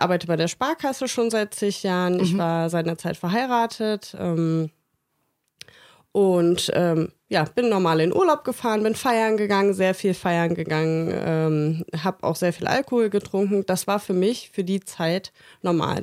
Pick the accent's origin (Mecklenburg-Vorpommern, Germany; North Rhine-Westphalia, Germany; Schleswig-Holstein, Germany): North Rhine-Westphalia, Germany; Bergisch Gladbach; moved away; ich komme aus Bergisch Gladbach und das ist quasi um die Ecke.